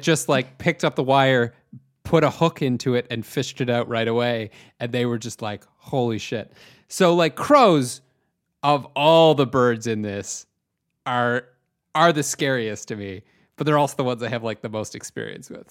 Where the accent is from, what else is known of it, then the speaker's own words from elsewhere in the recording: Chatham, Ontario, Canada; I'm from Chatham, Ontario, uh, which you've never heard of, but it's a small it's a f- like small city surrounded by a farming community